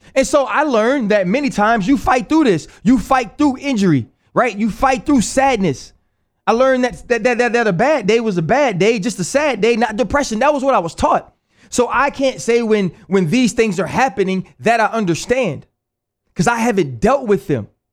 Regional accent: New Orleans, Louisiana, United States; moved away; also born or lived in Pittsburgh; I was born in Algiers, Louisiana

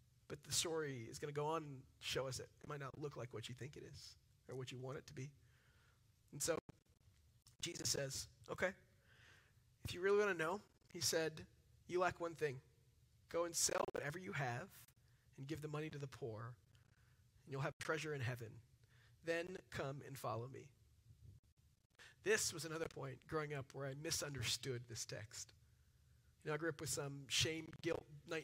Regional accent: Dallas, Texas, United States; I'm from Dallas

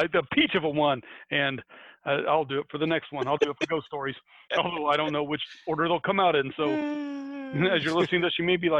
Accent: United States; because I'm American.

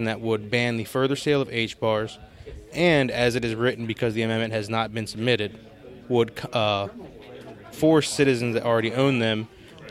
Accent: Taneytown, Maryland, United States; also born or lived in Baltimore, Maryland; I'm from Carroll County, Tawnytown

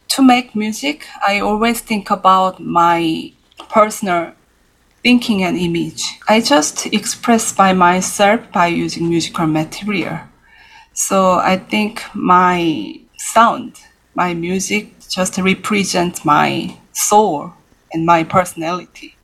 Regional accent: Seoul, South Korea; moved away as an adult; now in New York City, United States; I was born in Seoul, yes, in 1983

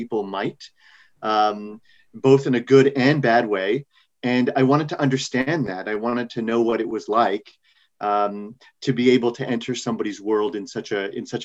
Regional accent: Montreal, Quebec, Canada; moved away as an adult; now in New York, United States; I grew up in Canada. I born and raised in Montreal.

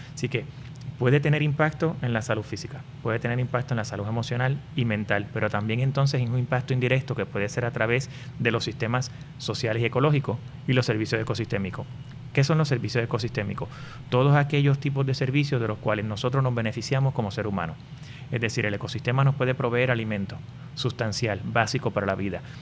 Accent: Puerto Rico; yo soy nacido y criado en, en Puerto Rico

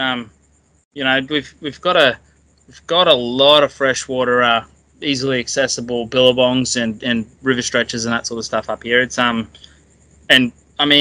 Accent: Katherine, Northern Territory, Australia; now in Darwin, Australia; I was actually born and raised in Katherine, so like 300 K south.

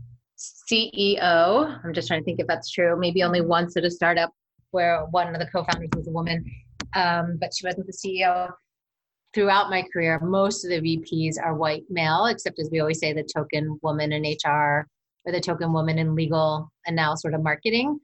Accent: East Coast, United States; now in California, United States; I'm from the East Coast, which is definitely far more direct culture

